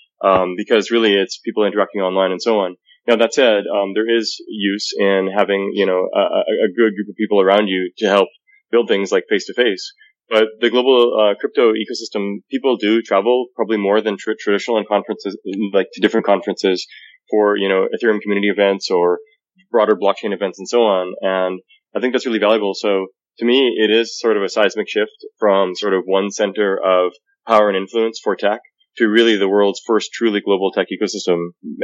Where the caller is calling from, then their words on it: Saskatoon, Saskatchewan, Canada; I'm calling from Saskatoon, Saskatchewan right now, actually.